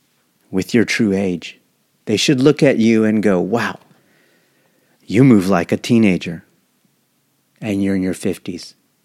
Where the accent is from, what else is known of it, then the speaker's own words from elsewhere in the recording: Japan; born there; I was born in Japan, and Aikido is the greatest treasure of our nation.